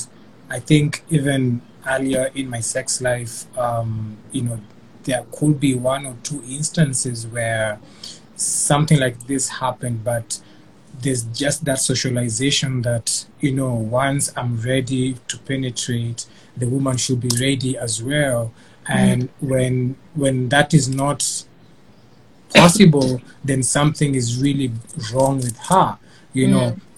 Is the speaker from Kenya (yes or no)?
yes; Kenya; even in an African household, being Kenyan